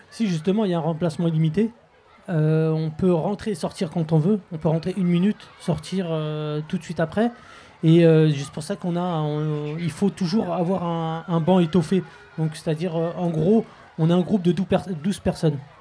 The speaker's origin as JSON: {"language": "French", "town": "Clichy-sous-Bois", "region": "Île-de-France", "country": "France", "tie": "born or raised there", "also_born_or_lived": "Montfermeil", "said": "mes parents sont nus très tôt, du moins à Clichy-sous-Bois, dans les années 70"}